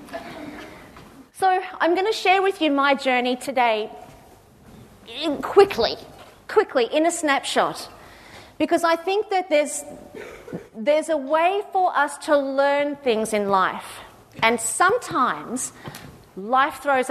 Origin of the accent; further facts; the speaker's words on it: Cronulla, New South Wales, Australia; I was living in Sydney. I'm originally from Cronulla.